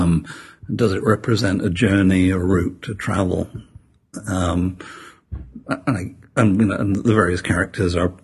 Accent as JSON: {"language": "English", "town": "Sheffield", "region": "Yorkshire and the Humber", "country": "United Kingdom", "tie": "born or raised there", "said": "I was born in Sheffield, which is a steel town in the north of England. And as I grew up, the steel industry died."}